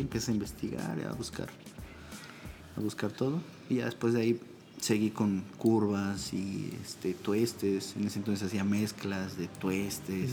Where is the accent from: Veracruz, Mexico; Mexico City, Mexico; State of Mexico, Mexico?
State of Mexico, Mexico; moved away as an adult; also born or lived in San Cristóbal de las Casas, Chiapas; now in Tlayacapan, Mexico; soy originario del Estado de México